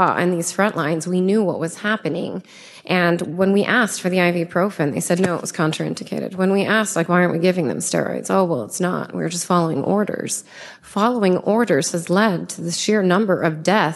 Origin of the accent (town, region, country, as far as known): United States